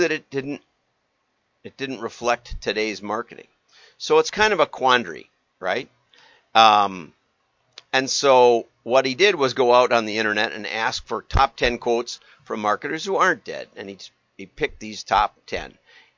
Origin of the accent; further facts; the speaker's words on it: Deep South, United States; moved away; also born or lived in Milwaukee suburbs, Wisconsin; my own experience, which was growing up in the Deep South